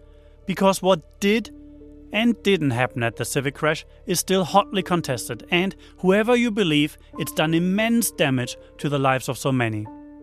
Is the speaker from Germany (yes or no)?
yes; Germany; moved away as an adult; now in New Zealand; Now, I mostly work as a filmmaker and you probably hear I'm not from here. I'm from Germany, but came here about 20 years ago.